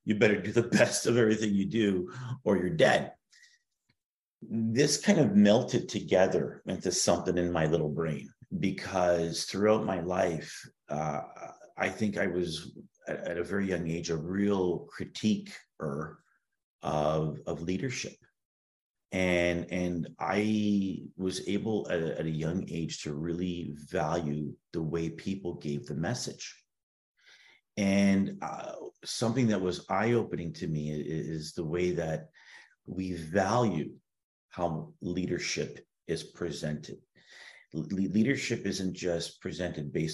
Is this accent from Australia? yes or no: no; Toronto, Ontario, Canada; growing up in Toronto, you know, you pop out of the womb and they slide a pair of skates on you